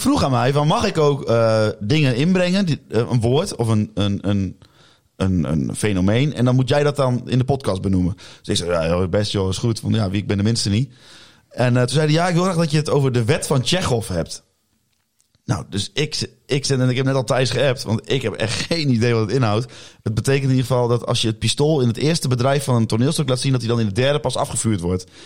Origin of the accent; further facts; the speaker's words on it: Salland, Overijssel, Netherlands; want ik kom natuurlijk uit Salland en dat ligt naast Twente